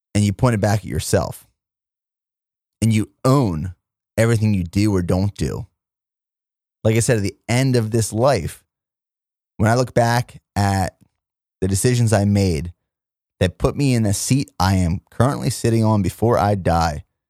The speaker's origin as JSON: {"language": "English", "region": "Pennsylvania", "country": "United States", "tie": "born or raised there", "also_born_or_lived": "Indiana, Pennsylvania / Fort Benning, Georgia / Fort Hood, Texas / South Korea", "moved": "as an adult", "said": "my hometown of Plumire, Pennsylvania"}